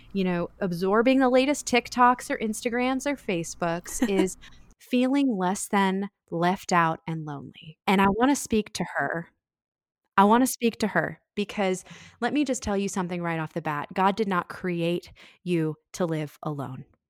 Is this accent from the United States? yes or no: yes; Annapolis, Maryland, United States; my hometown of Annapolis